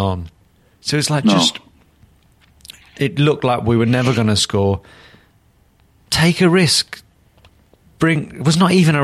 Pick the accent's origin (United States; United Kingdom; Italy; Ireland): United Kingdom; Newcastle upon Tyne, North East England; I'm a Geordie